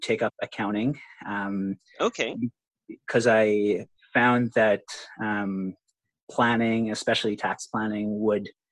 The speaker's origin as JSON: {"language": "English", "country": "Philippines", "tie": "born or raised there", "also_born_or_lived": "Canada", "moved": "as an adult", "lives_now": "Vancouver, Canada", "said": "I grew up in the Philippines and I moved to Canada. My family moved to Canada in 2011."}